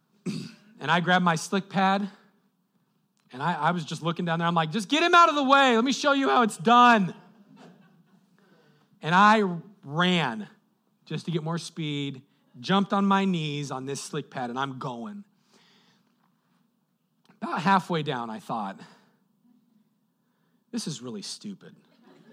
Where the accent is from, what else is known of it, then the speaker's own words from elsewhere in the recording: Colorado, United States; moved away; I grew up in Colorado.